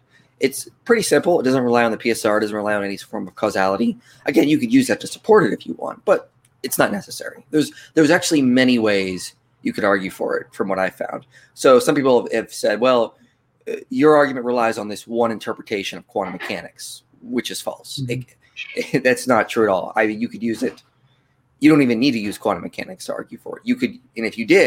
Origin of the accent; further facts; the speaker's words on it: Pennsylvania, United States; now in Tucson, United States; I live in Tucson now, so I'm from Pennsylvania, but I don't live there now